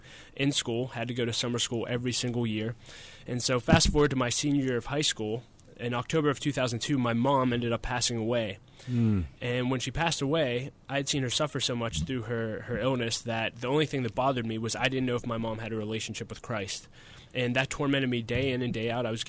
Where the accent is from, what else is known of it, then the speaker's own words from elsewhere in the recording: Wexford, Pennsylvania, United States; I grew up in Wexford, Pennsylvania, and grew up in a very normal family